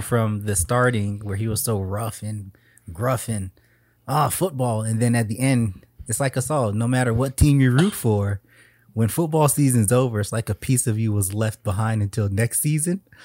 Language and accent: English; Miami, Florida, United States; Growing up in South Florida, Miami, with the Dolphin fans